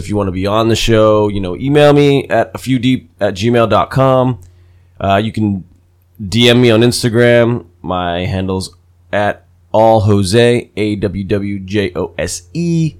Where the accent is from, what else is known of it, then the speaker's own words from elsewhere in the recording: New Jersey, United States; now in California, United States; I'm like right on the border of Pennsylvania and New Jersey, so it's like right on the Delaware River.